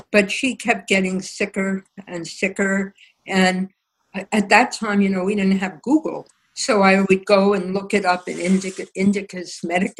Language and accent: English; New York City, New York, United States; I loved growing up in the Bronx